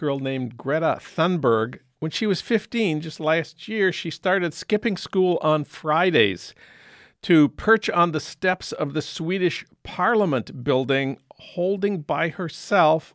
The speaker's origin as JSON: {"language": "English", "town": "St. Paul", "region": "Minnesota", "country": "United States", "tie": "born or raised there", "moved": "yes", "lives_now": "Los Angeles, United States", "said": "in St. Paul at the Science Museum, my hometown"}